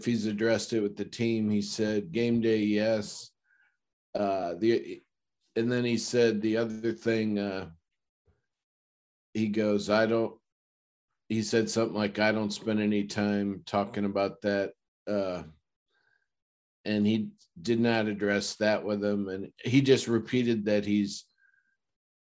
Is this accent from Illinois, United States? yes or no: yes; Chicago, Illinois, United States; I'm from Chicago